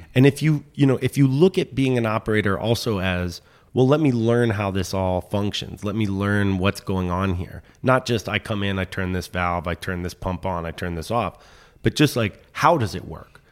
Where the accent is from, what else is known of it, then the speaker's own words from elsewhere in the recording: Washington, District of Columbia, United States; moved away as an adult; also born or lived in Philadelphia; I grew up in Mount Pleasant. And so I was in D C till I was seventeen.